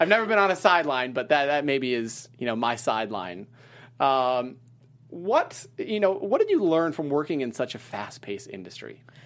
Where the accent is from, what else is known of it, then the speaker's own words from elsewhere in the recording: Wisconsin, United States; moved away as an adult; also born or lived in Ohio / Terre Haute, Indiana / Charleston, West Virginia / Washington, D.C.; I grew up in Wisconsin